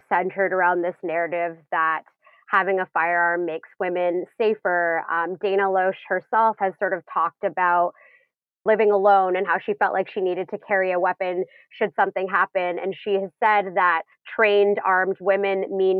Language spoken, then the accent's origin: English; Canada; I'm Canadian and here we're not allowed to carry for self-defense